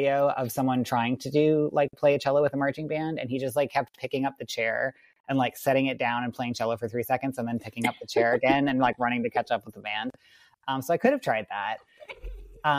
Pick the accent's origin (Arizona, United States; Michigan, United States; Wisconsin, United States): Wisconsin, United States; where I grew up in Wisconsin